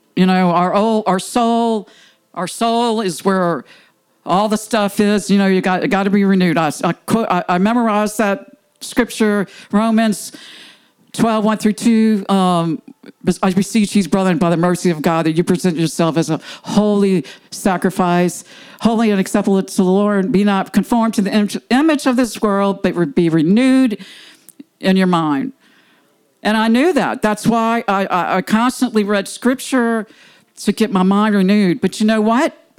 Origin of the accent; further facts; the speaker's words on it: New Orleans, Louisiana, United States; I'm from New Orleans, well, West Bank, I consider New Orleans.